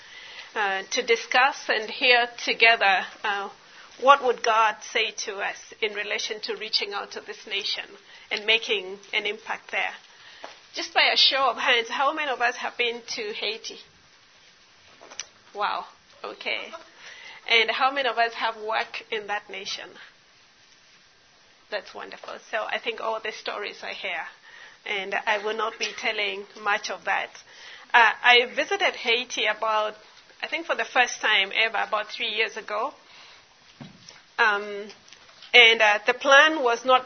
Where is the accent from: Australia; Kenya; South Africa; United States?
Kenya; I am Kenyan. I live in Nairobi, Kenya